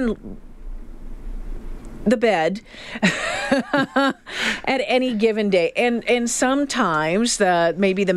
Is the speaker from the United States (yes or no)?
no; Canada; we're Canadian